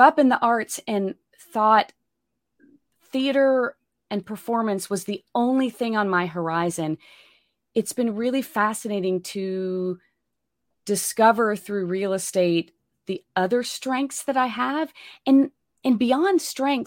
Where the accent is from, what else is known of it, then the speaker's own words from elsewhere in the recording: Pennsylvania, United States; moved away as an adult; now in Austin, United States; I'm from Pennsylvania originally, but came down here to get my MFA in acting at the University of Texas at Austin